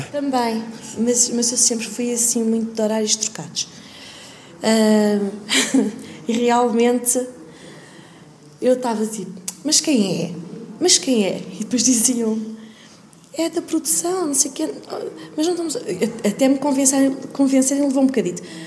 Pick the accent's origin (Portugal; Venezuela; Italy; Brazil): Portugal; Lisbon; Nasci e cresci em Portugal